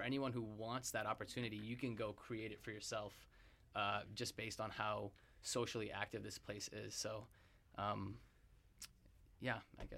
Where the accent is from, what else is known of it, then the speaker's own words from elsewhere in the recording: Zambia; moved away as an adult; now in Vancouver, Canada; I came from a ways away. I came from Zambia, and I came into first year residence, and you know, I didn't know anybody, I didn't know anything about Canada at all